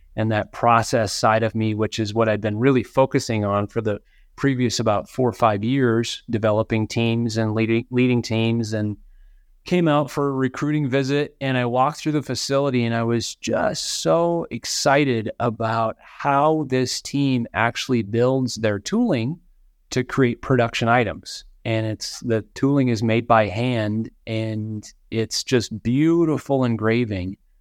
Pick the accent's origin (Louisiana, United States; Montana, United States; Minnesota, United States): Minnesota, United States; moved away; grew up in Minnesota.